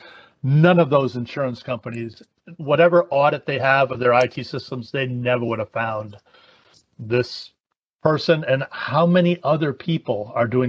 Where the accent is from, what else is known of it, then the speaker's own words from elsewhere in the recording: Hartford, Connecticut, United States; now I'm from Hartford